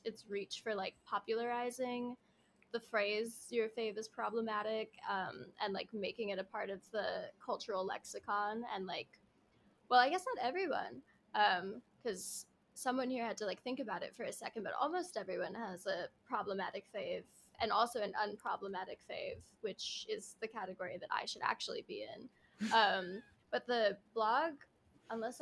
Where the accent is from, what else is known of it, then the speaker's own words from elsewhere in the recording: New Jersey, United States; I'm from South Jersey